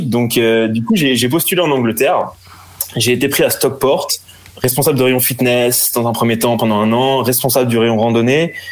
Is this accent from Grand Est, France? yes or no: no; Brittany, France; also born or lived in Béziers; je suis breton, j'ai vécu un peu, un peu partout dans le monde quand j'étais petit avec avec mes parents